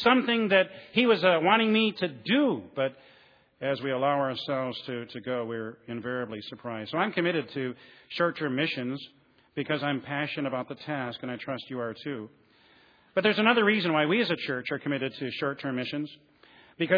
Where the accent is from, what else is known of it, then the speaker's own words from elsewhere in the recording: Flint, Michigan, United States; I'm from Flint, Michigan